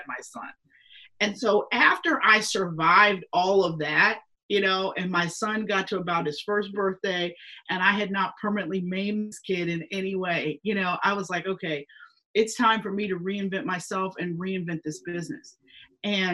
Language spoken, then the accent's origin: English; Pittsburgh, Pennsylvania, United States; moved away as an adult; now in Philadelphia, United States; My first job I got out of college was in Pittsburgh at the NBC station in my hometown.